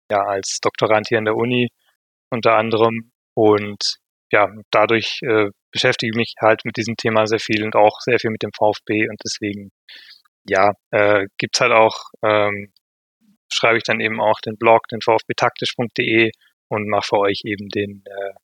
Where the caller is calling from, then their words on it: Vienna, Austria; aus, äh, aus dem sehr schönen Wien